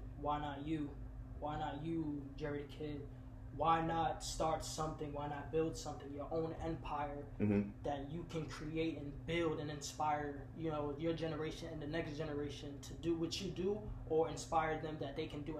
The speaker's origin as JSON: {"language": "English", "town": "Brooklyn", "region": "New York", "country": "United States", "moved": "yes", "said": "Oh, actually, I'm from Brooklyn, New York."}